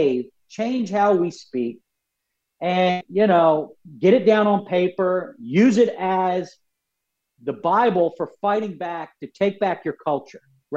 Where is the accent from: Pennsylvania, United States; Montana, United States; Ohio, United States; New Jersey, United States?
Pennsylvania, United States; Philadelphia; we're from Philadelphia already. I'm Irish Catholic